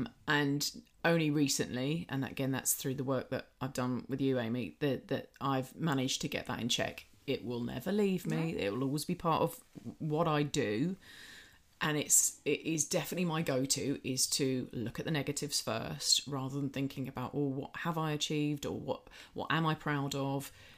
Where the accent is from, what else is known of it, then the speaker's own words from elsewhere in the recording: United Kingdom; I'm just being British